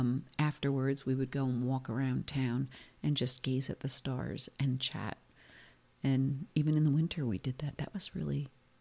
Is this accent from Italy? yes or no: yes; Italy; English is a second language; They will gladly tell you that their place is the best place in all of Italy. And not just in my place, but in every little town, everybody feels the same.